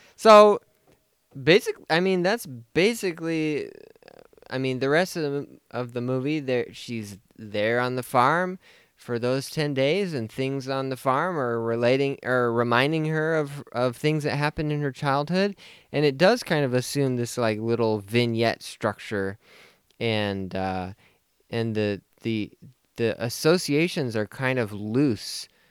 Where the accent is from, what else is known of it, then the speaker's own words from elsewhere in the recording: United States; as an American